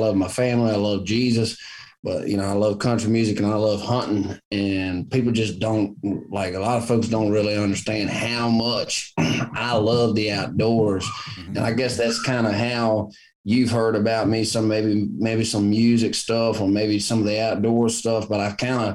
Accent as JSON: {"language": "English", "region": "Virginia", "country": "United States", "tie": "born or raised there", "moved": "as an adult", "lives_now": "Nashville, United States", "said": "I grew up in Virginia"}